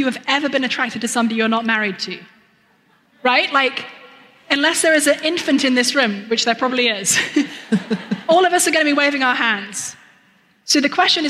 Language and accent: English; United Kingdom; I'm British